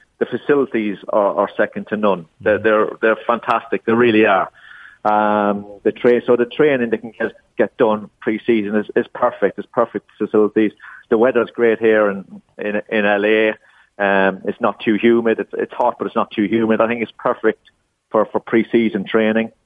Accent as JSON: {"language": "English", "country": "Ireland", "tie": "born or raised there", "moved": "as an adult", "said": "I grew up in Ireland"}